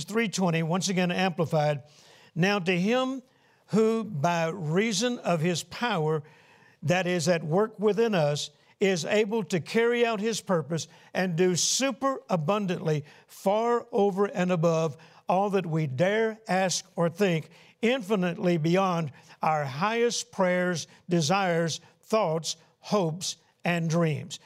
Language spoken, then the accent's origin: English; Shreveport, Louisiana, United States; Shreveport, Louisiana, my hometown